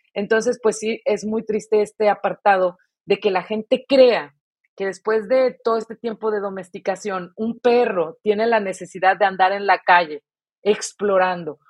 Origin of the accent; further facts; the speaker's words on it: Mexico; nuestra educación como mexicanos